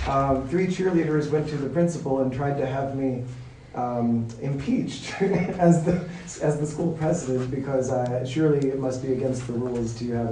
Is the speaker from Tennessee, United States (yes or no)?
yes; Nashville, Tennessee, United States; moved away; I am from the buckle of the Bible Belt, Nashville, Tennessee.